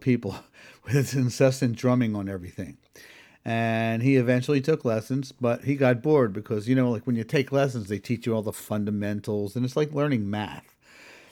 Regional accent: Philadelphia, Pennsylvania, United States; I grew up in Northeast Philadelphia

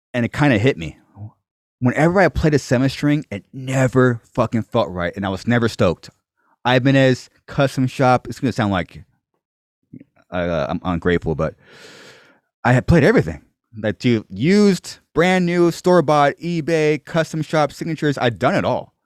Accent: Corona, California, United States; I'm born, raised here

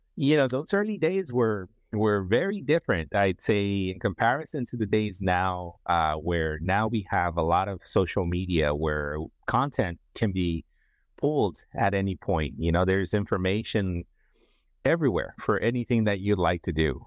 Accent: San Francisco, California, United States; also born or lived in Nicaragua; I am from Central America, Nicaragua, um, in, relocated to San Francisco, grew up in the San Francisco Bay Area

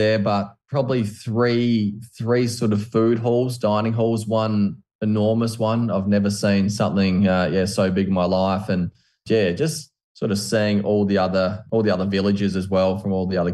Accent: Australia; I'm from Australia

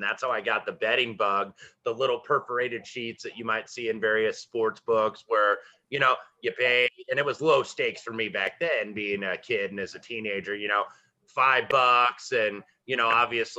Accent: Indiana, United States; I'm Uncle Wes from Indiana

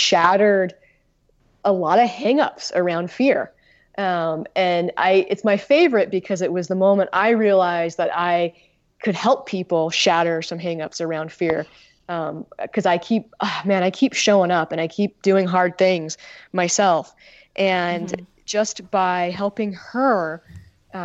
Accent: Utah, United States; moved away as an adult; now in Maine, United States; I'm originally from Utah. I grew up in Utah and I went to college in Utah

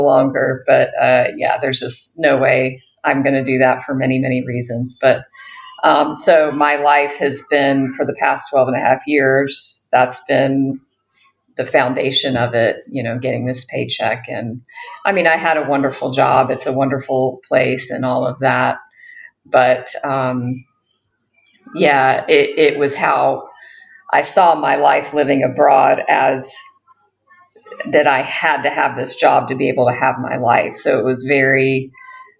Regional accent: United States; accent: American; moved away as an adult; also born or lived in Bali; now in Thailand; I am an American, if you can't hear that from my accent

